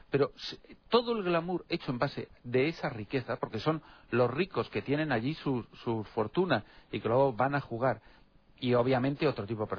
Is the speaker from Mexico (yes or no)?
no; Spain; En mi país de origen, en España